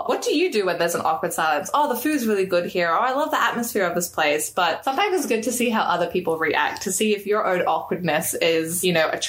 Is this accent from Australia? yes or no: yes; Australia; I was like, Australia.